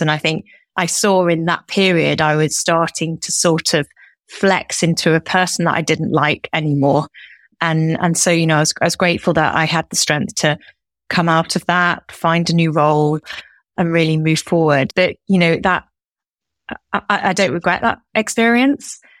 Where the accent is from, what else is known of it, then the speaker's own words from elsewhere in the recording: Derby, East Midlands, United Kingdom; moved away; I'm originally from Derby. I'm one of four, and I grew up in a house where my parents both worked